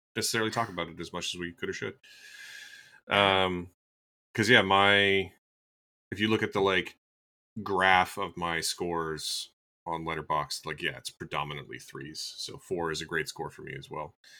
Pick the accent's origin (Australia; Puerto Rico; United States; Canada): Canada; as a Canadian